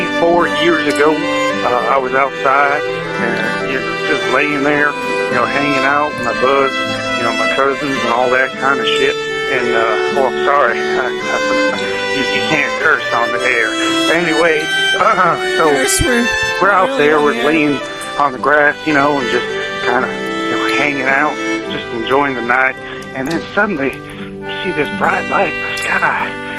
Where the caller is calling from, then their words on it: Arkansas, United States; This is …. I'm calling you from Arkansas.